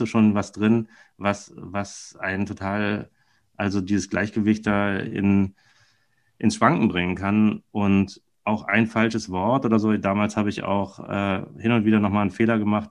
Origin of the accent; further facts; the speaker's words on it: Berlin, Germany; also born or lived in Weilheim in Oberbayern; ich bin ja Berliner, also damals Westberliner und dann bin ich in den Osten gezogen, als dann die, die Mauer fiel